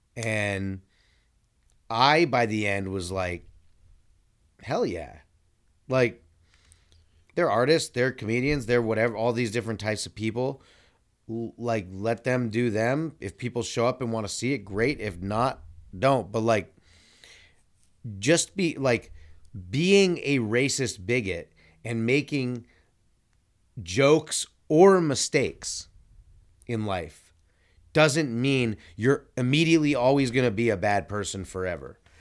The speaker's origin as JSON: {"language": "English", "region": "California", "country": "United States", "said": "I'm from California too"}